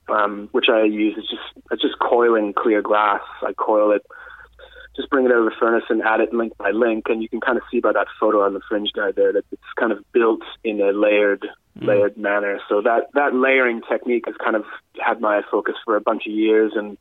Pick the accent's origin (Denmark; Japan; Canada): Canada; moved away as an adult; now in Adelaide, Australia; I came to Adelaide in 2009. I'm Canadian